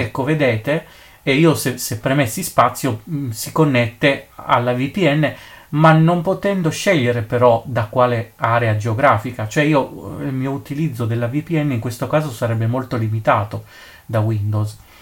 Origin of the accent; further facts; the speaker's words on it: Italy; nel mio paese eh, d'Italia